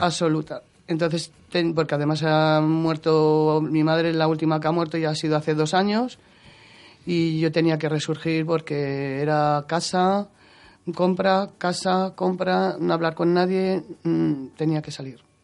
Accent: Madrid, Community of Madrid, Spain; yo soy de San Cristóbal de los Ángeles, soy madrileña

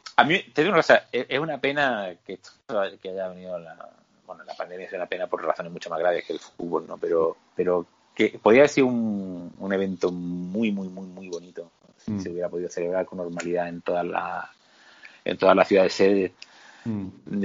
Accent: Spain; somos españoles

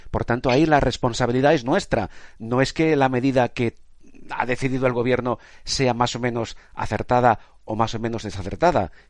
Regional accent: Spain; expresamente a propósito porque sabemos cómo somos los españoles, que vamos mucho a nuestro aire

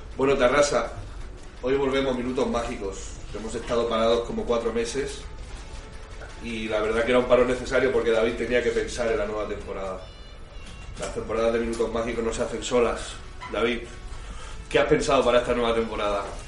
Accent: Can Tusell, Catalonia, Spain; José Luis y yo, que somos nativos de Cantusel

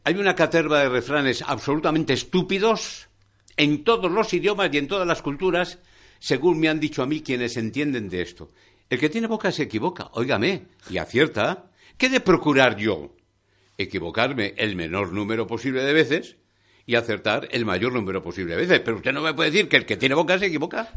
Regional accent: Palencia, Castile and León, Spain; ese poeta de mi tierra, de Palencia, de Paredes de Nava

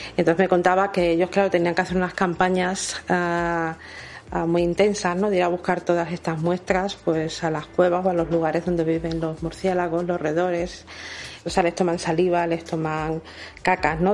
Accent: Cádiz, Andalusia, Spain; Somos todos muy gaditanos

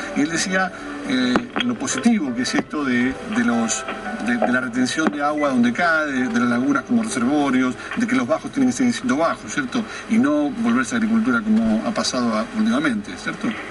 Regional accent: Argentina; somos así los argentinos

